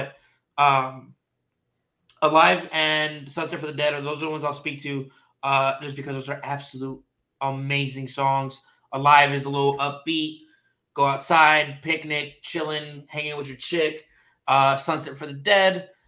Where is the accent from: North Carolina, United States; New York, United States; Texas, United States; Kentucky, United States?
Texas, United States; Bitch, I'm from Texas.